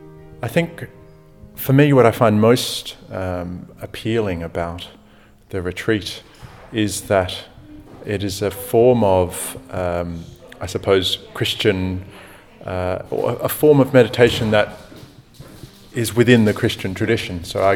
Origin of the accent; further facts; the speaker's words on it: Australia; I'm from Australia. I'm currently traveling around.